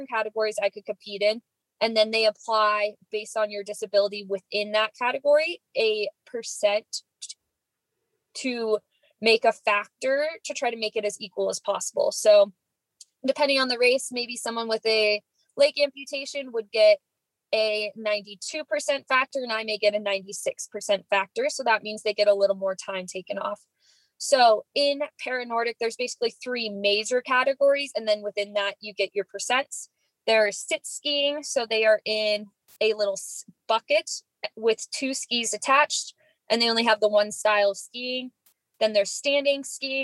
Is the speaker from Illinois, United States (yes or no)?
no; Boise, Idaho, United States; moved away as an adult; also born or lived in Indianapolis, Indiana; I grew up in Boise, Idaho